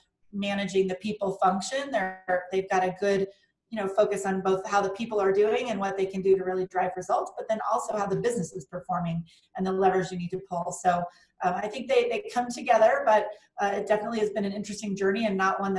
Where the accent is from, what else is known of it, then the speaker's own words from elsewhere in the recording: Littleton, Colorado, United States; So I grew up in Littleton, Colorado, and then found my way to CU Boulder for undergrad and the University of Denver for my MBA.